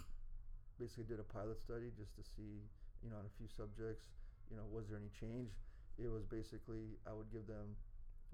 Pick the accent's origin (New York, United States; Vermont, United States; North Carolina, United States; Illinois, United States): Illinois, United States; Chicago; moved away; So this was in Chicago, which is my hometown. So I got to fly back home to Chicago.